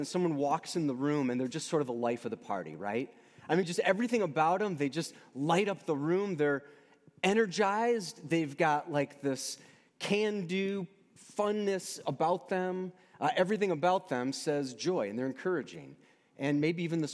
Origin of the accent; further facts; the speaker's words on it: United States; also born or lived in Michigan; I'm an American.